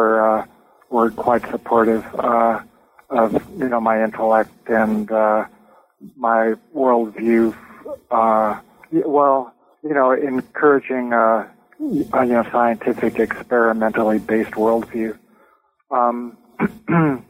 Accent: Southern California, United States; moved away as an adult; also born or lived in Bronx, New York / Sacramento / San Diego / Albuquerque, New Mexico; I was born and raised in Southern California

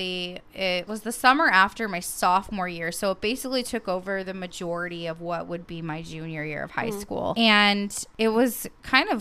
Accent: Portland, Oregon, United States; moved away; also born or lived in Gouverneur, New York / Texas border with Mexico; I grew up in Portland.

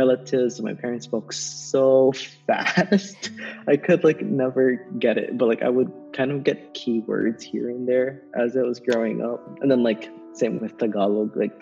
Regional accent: Pearl City, Hawaii, United States; moved away as an adult; also born or lived in Waipahu, Hawaii / Nebraska; I was born and raised in Hawaii, specifically on Oahu.

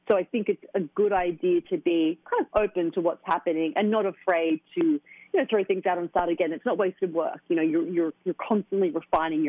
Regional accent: Australia; moved away as an adult; now in New York, United States; my hometown of Australia

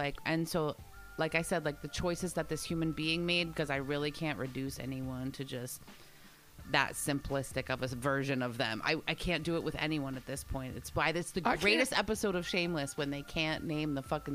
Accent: New Jersey, United States; I was a Catholic girl. I was brought up in Catholic school. I was in North Jersey.

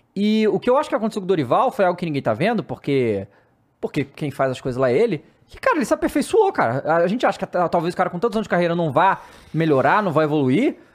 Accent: Rio de Janeiro, Brazil; moved away as an adult; now in São Paulo, Brazil; eu como carioca

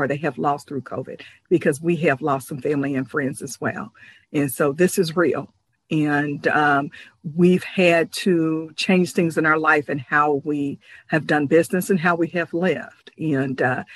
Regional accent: Ohio, United States; I am from Ohio

